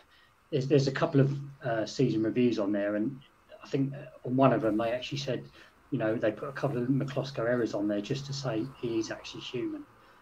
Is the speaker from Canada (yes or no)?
no; St Albans, East of England, United Kingdom; I'm from St Albans, so I'm not far from Luton and stuff, but so I grew up with a lot of Luton fans